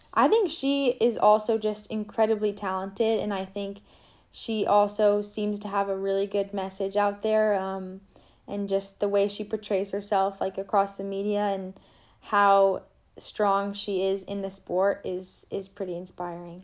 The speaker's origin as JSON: {"language": "English", "town": "Boulder", "region": "Colorado", "country": "United States", "lives_now": "Grand Junction, United States", "said": "my parents live in boulder colorado"}